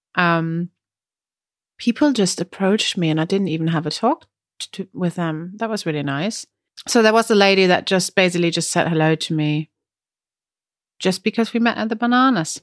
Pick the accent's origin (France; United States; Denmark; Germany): Germany; accent: German; English is a second language; now in Brighton, United Kingdom; my German accent